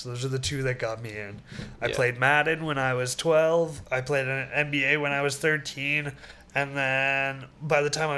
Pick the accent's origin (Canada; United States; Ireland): Canada; being Canadian